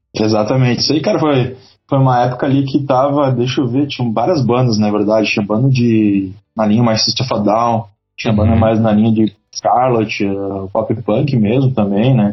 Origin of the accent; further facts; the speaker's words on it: Novo Hamburgo, Rio Grande do Sul, Brazil; Fala do Vale dos Sinos, mais exatamente de Canudos, Novo Hamburgo.